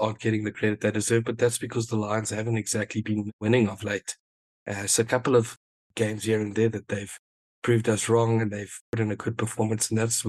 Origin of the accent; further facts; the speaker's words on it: South Africa; Yeah, absolutely. And that's going to be very exciting for us as South African fans.